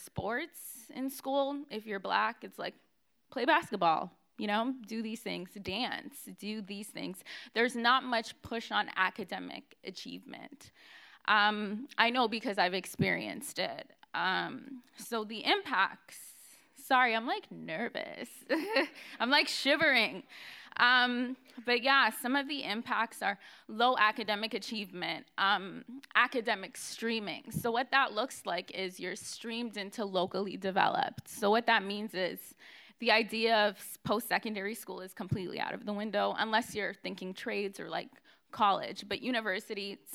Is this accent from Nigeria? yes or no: no; Canada; I'm African Canadian. I was an African Canadian youth